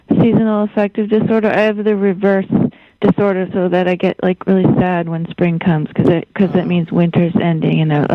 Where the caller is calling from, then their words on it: Cambridge, Massachusetts, United States; also born or lived in New York; I'm in Cambridge, Massachusetts.